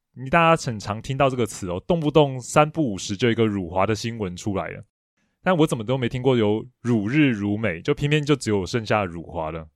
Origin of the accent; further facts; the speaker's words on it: Taiwan; 我们台湾人